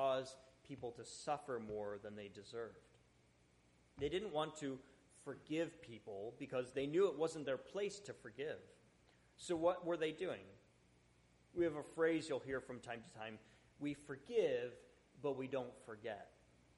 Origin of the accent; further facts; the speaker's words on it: Buffalo, New York, United States; I grew up in Buffalo